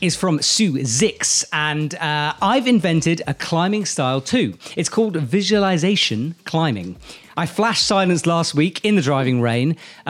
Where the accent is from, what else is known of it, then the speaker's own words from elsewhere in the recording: England, United Kingdom; It's not my fault. I'm English. I bred in the sun.